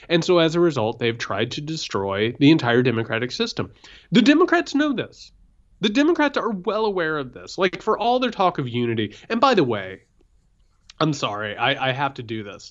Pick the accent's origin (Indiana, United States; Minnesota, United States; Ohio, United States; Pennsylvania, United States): Indiana, United States; Southern; I'm from Southern Indiana.